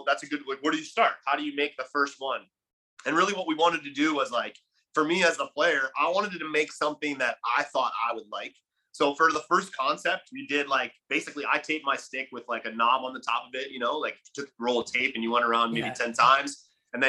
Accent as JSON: {"language": "English", "town": "Buffalo", "region": "New York", "country": "United States", "tie": "born or raised there", "moved": "as an adult", "lives_now": "Puerto Rico", "said": "I grew up in Buffalo"}